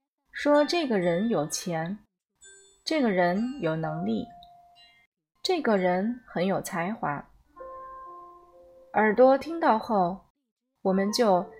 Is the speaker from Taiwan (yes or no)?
no; China; 那我们中国人其实心里高兴的不得了，表面还在没有啦，没有啦，假装谦虚。